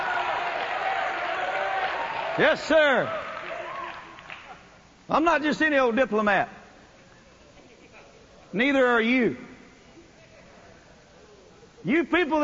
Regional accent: North Louisiana, United States; I'm a redneck from North Louisiana

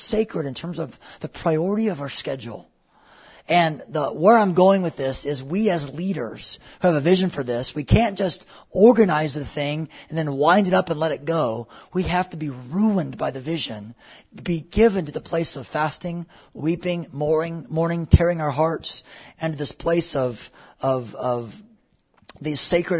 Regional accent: United States; we're so American

